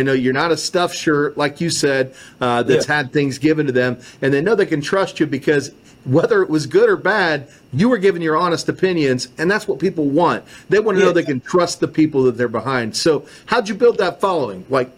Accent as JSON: {"language": "English", "region": "Kansas", "country": "United States", "said": "Oh, I know K-State. I'm from Kansas."}